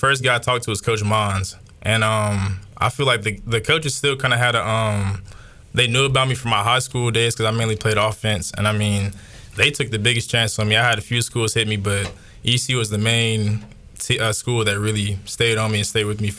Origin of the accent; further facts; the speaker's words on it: Charlotte, North Carolina, United States; I'm from Charlotte, North Carolina.